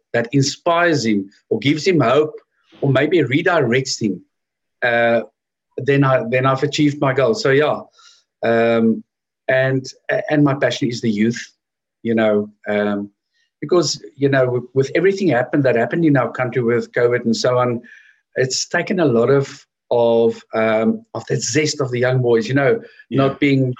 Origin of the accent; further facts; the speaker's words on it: Edenvale, Gauteng, South Africa; also born or lived in Johannesburg; I grew up in Edenvale, which is in Oostrand.